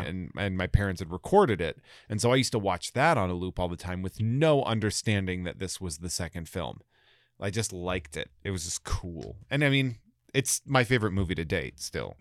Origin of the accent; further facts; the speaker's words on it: Sturbridge, Massachusetts, United States; also born or lived in Worcester, Massachusetts; I'm from, from Old Sturbridge Village, essentially. So I'm from, like, this little farm area out there